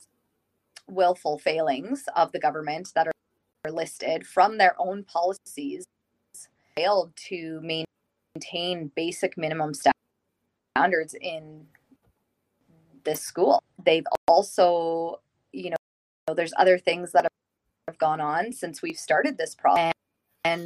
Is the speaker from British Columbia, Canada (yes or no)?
no; Saskatchewan, Canada; I am born and raised in Saskatchewan